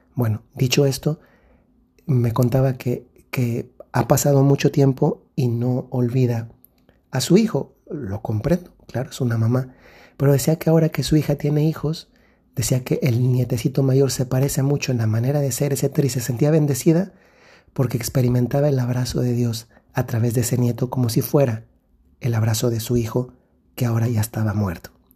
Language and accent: Spanish; Mexico; moved away; En el país de donde yo soy originario, que es México